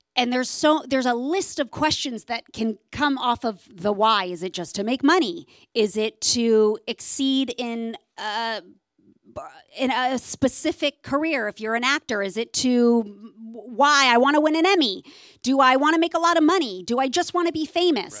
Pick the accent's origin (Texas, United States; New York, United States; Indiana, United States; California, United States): California, United States; Southern; I grew up here in Southern California